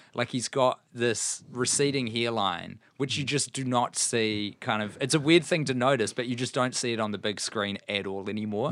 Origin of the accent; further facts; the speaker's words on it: New Zealand; as a New Zealander